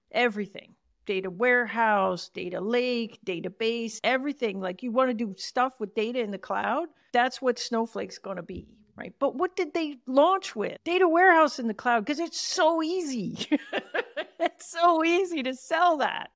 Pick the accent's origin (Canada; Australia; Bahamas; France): Canada; accent: Canadian; my prime Canadian accent